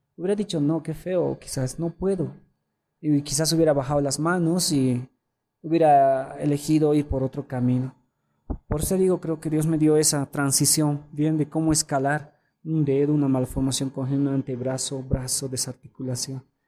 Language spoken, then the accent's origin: Spanish; Bolivia; como bolivianos